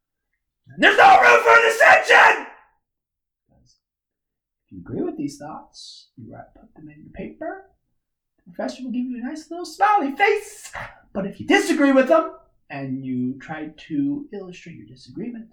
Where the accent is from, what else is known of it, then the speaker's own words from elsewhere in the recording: Kansas, United States; accent: twang; sometimes I have a little bit of a twang, and it's because I'm from Kansas